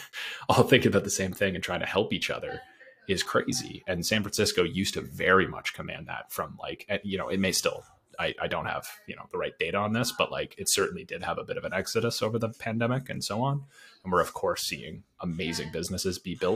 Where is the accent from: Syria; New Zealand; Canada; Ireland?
Canada; as a Canadian